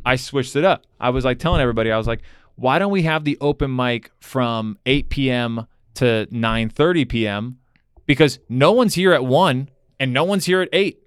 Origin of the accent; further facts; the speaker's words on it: Broward County, Florida, United States; now in Miami, United States; I grew up in Broward